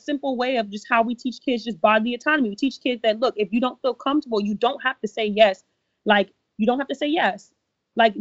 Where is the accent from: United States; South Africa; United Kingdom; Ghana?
Ghana; I'm Ghanaian